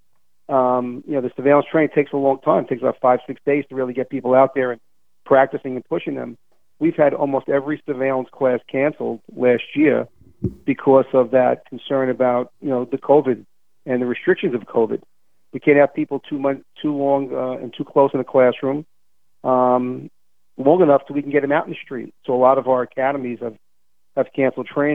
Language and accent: English; New York City, New York, United States; as a New Yorker